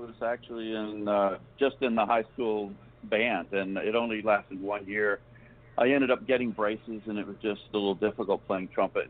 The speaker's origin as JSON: {"language": "English", "town": "Augusta", "region": "Georgia", "country": "United States", "tie": "born or raised there", "moved": "as an adult", "lives_now": "South Florida, United States", "said": "I grew up in Augusta, Georgia."}